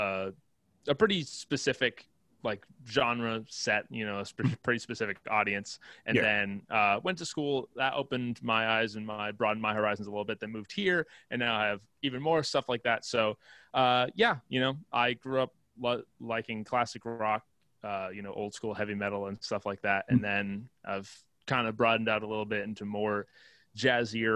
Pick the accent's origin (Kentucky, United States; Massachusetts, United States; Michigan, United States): Massachusetts, United States; moved away as an adult; now in Nashville, United States; I grew up in Massachusetts and, did school out there